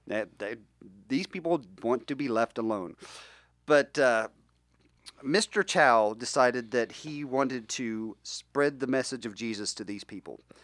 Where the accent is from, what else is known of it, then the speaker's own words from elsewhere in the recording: West Virginia, United States; I grew up in West Virginia